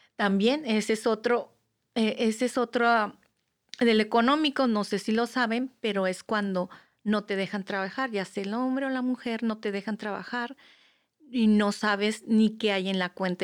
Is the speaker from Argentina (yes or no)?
no; Mexico; moved away; yo vengo, yo soy mexicana